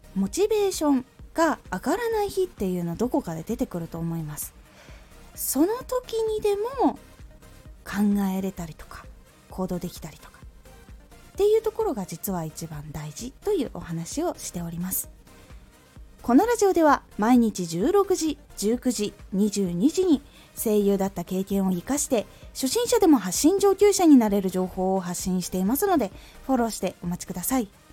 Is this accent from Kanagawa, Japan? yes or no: no; Aomori, Japan; 私の地元青森でも基本的にはバスが1日に数本とかしかない